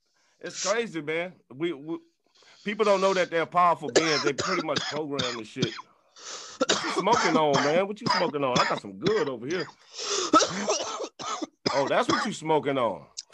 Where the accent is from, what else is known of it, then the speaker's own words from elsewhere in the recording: New Orleans, Louisiana, United States; now in Nashville, United States; I'm from New Orleans.